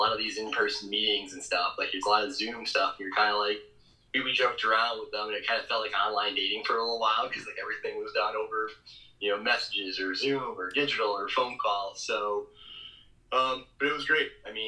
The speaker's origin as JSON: {"language": "English", "town": "Dansville", "region": "Michigan", "country": "United States", "tie": "born or raised there", "also_born_or_lived": "Johnson City", "moved": "as an adult", "said": "I grew up in Dansville, Michigan"}